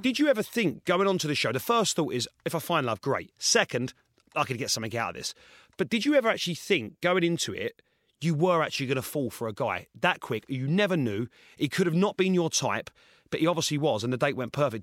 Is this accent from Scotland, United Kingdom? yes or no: no; Essex, East of England, United Kingdom; I'm from Essex